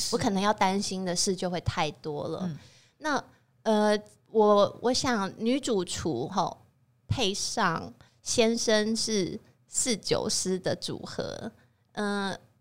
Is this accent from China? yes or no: no; Taiwan; 我是台湾人在做法式料理